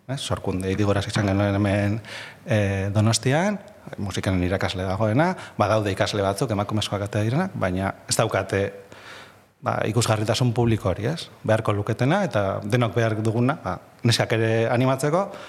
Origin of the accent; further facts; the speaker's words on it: Bilbao, Basque Country, Spain; also born or lived in Gipuzkoa; ni bilbotarra naiz jaiotra